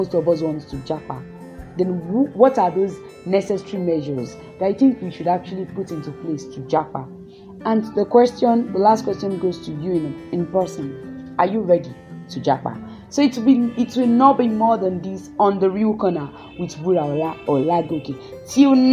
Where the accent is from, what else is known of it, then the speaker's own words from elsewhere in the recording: Nigeria; we are Nigerian youth